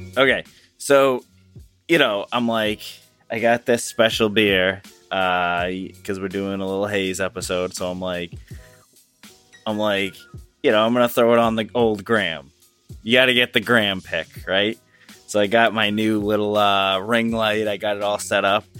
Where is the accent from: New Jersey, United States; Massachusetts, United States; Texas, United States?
Massachusetts, United States; we are from Massachusetts